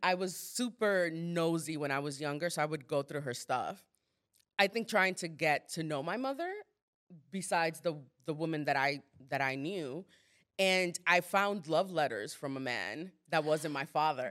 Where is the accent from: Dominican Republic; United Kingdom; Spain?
Dominican Republic; moved away; I'm not American, I'm Dominican.